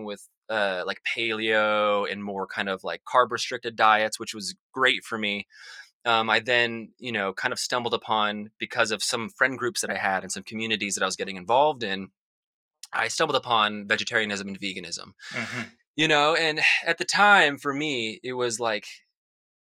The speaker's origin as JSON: {"language": "English", "town": "Salt Lake City", "region": "Utah", "country": "United States", "tie": "born or raised there", "said": "I grew up in Salt Lake City, Utah, which is a very suburban area."}